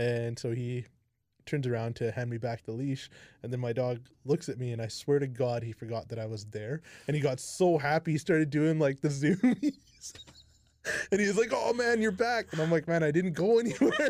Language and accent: English; Kamloops, British Columbia, Canada; I'm from, like, born and raised here